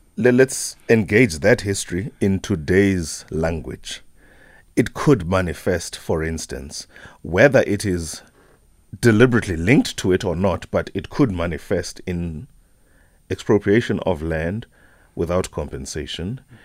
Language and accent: English; Whittlesea, Eastern Cape, South Africa; the area from which I grew up, eh, Wittelsie